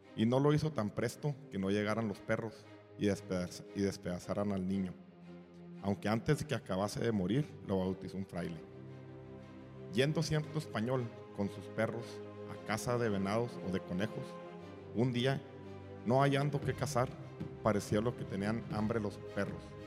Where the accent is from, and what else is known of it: Mexico